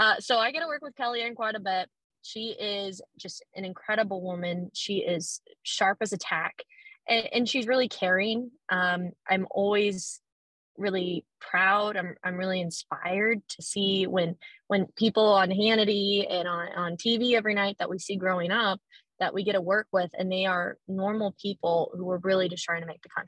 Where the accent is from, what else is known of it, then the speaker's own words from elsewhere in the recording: Harlan, Iowa, United States; moved away as an adult; also born or lived in Lincoln, Nebraska / Washington, D.C.; now in Syracuse, United States; I was born and raised in Harlan, Iowa